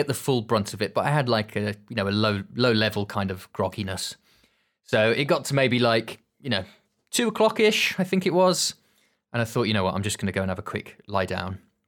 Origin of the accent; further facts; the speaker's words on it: Birmingham, West Midlands, United Kingdom; I don't know, is that just a Birmingham thing? I'm originally from Birmingham. So you have like the jewellery quarter.